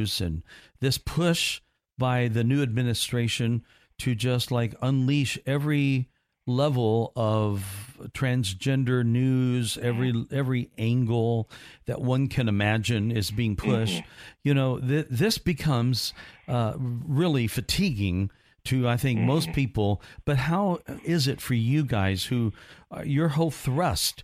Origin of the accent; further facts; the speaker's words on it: Evansville, Indiana, United States; moved away as an adult; also born or lived in Gainesville, Florida; now in Orlando, United States; I'm a fellow Hoosier